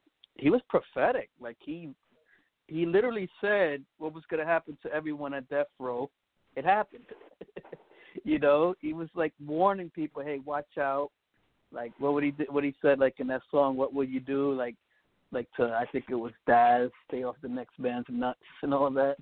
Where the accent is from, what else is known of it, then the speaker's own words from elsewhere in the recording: Providence, Rhode Island, United States; also born or lived in South Bronx, New York; I was born in Providence, Rhode Island, 1981. Just recently had a birthday, turned 40.